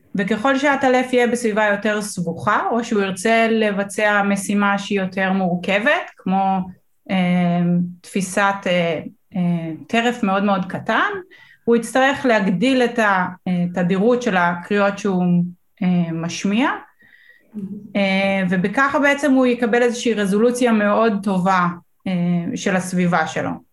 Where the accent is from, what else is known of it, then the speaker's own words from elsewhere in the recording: Northern District, Israel; אני גרה, גדלתי בצפון